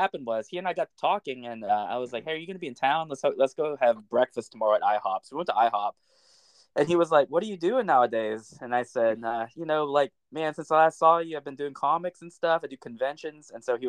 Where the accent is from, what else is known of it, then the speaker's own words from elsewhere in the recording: Little Rock, Arkansas, United States; Yes, I was born and raised in Little Rock. My family has lived pretty much my whole family lives in central Arkansas.